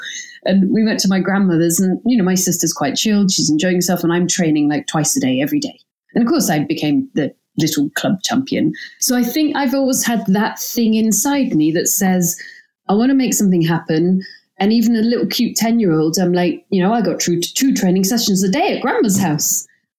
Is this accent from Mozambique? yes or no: no; Glasgow, Scotland, United Kingdom; accent: English; Although I have an English accent and my parents are English. I grew up in Glasgow and my parents had gone there.